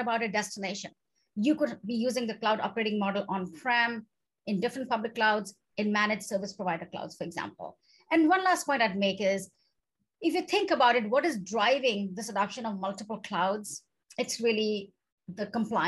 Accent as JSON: {"language": "English", "country": "India", "moved": "yes", "said": "I come from India"}